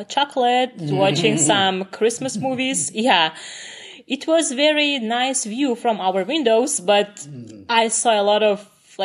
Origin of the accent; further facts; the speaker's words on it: Ashgabat, Turkmenistan; English is a second language; moved away as an adult; now in Seattle, United States; I'm from Turkmenistan, Ashgabat